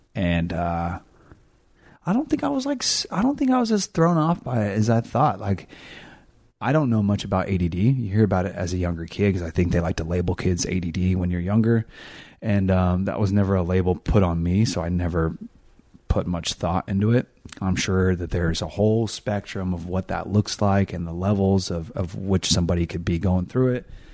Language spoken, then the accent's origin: English; California, United States; I'm from California